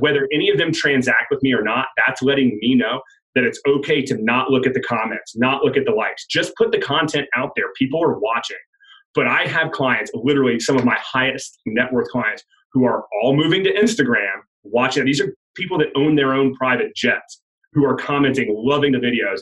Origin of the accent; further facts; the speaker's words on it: Georgia, United States; moved away as an adult; I'm from Georgia, born and raised.